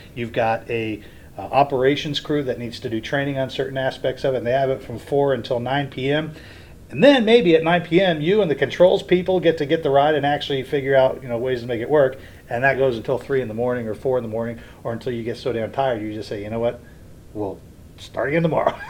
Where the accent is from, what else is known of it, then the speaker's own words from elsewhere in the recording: Springdale, Ohio, United States; also born or lived in Edgewood, Kentucky; now in Orlando, United States; I grew up going to Kings Island, I grew up in Springdale, Ohio.